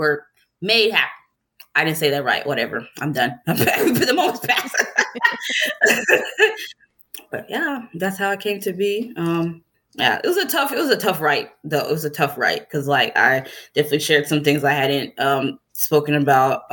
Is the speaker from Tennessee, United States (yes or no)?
yes; Tennessee, United States; moved away as an adult; also born or lived in Chicago; I'm from Tennessee, obviously the goal for them was for me to either go to the University of Tennessee